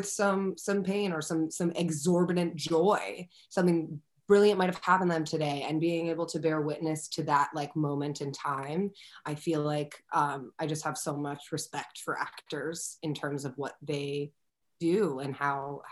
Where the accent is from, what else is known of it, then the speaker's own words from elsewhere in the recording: Philadelphia, Pennsylvania, United States; now in Brooklyn, United States; I'm from Philadelphia. I was living in Philadelphia at the time with my parents